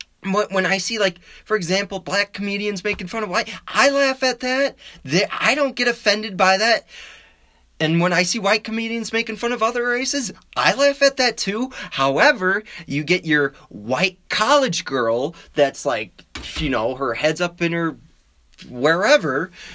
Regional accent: Wisconsin, United States; I mean, I'm from Wisconsin. That's what we do. We drink.

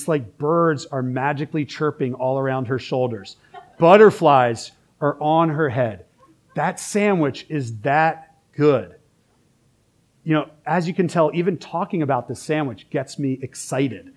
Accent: Philadelphia, Pennsylvania, United States; now in Richmond, United States; I'm also from Philly

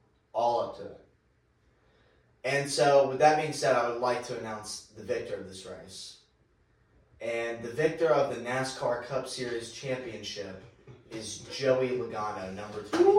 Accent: United States; As you fellow Americans know

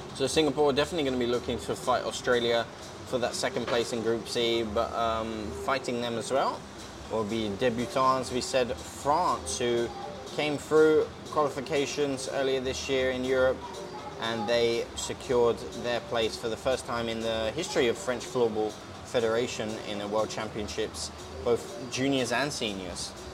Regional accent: United Kingdom; accent: British; also born or lived in Slovakia; As you can tell by my accent, I am very British

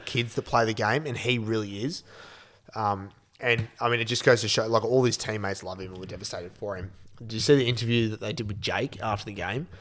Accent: Australia; as an Aussie

